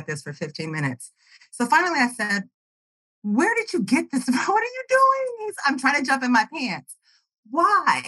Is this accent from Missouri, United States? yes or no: yes; Kansas City, Missouri, United States; also born or lived in North Carolina; I grew up and born and raised in Kansas City on the Missouri side